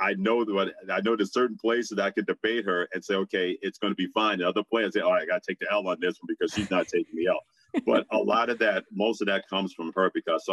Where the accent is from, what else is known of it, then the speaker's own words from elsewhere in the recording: New York City, New York, United States; when we would go to church each and every Sunday growing up in Brooklyn, New York